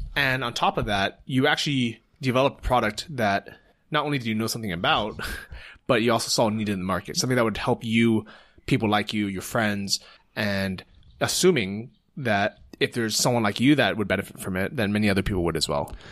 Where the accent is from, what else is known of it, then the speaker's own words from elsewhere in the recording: United States; as an American